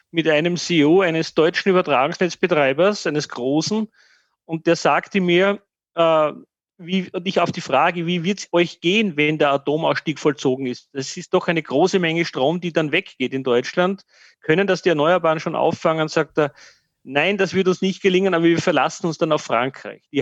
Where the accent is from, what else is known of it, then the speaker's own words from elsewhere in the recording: Austria; dass ich stolz bin, dass wir diesen Weg nicht eingeschlagen haben